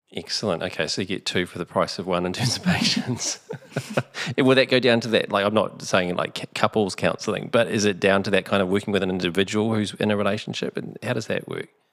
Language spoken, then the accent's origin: English; Onehunga, Auckland, New Zealand; growing up in Orniehunga